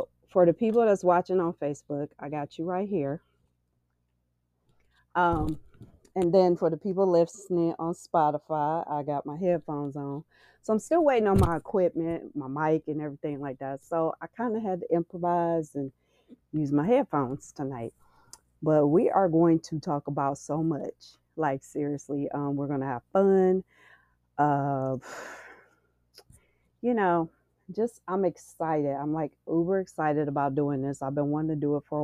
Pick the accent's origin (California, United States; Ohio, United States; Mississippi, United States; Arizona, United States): Ohio, United States; Cleveland; And I am from Cleveland